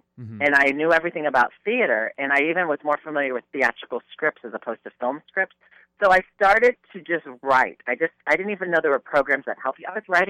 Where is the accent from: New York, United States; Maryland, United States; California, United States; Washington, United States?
New York, United States; New York area, United States; I was from the New York area